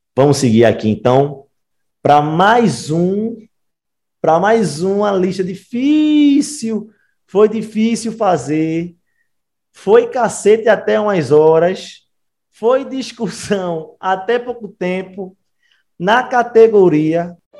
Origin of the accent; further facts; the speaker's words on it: Recife, Pernambuco, Brazil; Eu e Wagner Samento somos do Recife